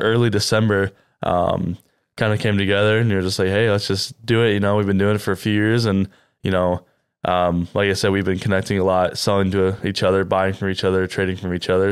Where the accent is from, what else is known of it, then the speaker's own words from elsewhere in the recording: Cedar Rapids, Iowa, United States; I'm from Cedar Rapids as well.